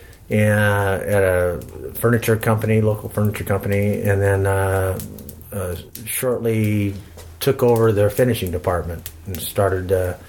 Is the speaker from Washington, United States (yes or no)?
yes; Seattle, Washington, United States; also born or lived in West Coast; Well, I grew up pretty much all around the West Coast. Wherever a hydroelectric dam was being built, my father was probably involved in it. So we traveled in a trailer. We lived in a trailer until we arrived in Seattle in about 65.